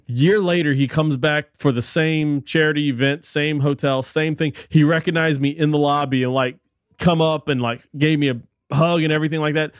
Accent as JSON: {"language": "English", "region": "South Louisiana", "country": "United States", "tie": "born or raised there", "also_born_or_lived": "New Orleans / Morgan City", "said": "growing up in South Louisiana"}